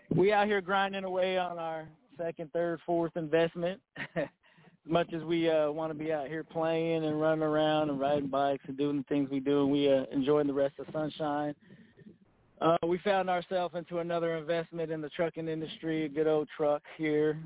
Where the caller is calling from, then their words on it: Phoenix, Arizona, United States; calling from the Phoenix area